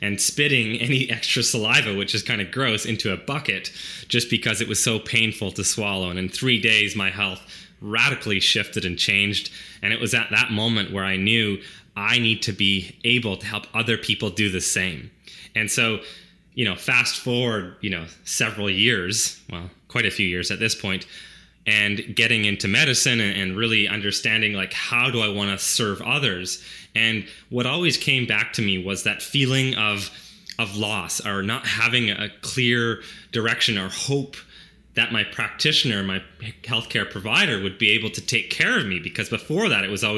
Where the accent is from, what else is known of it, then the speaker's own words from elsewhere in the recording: Chilliwack, British Columbia, Canada; But I grew up on a small dairy farm in Chilliwack